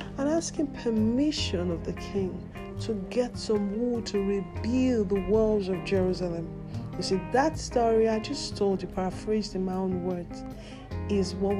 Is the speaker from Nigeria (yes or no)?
yes; Nigeria; My home country is Nigeria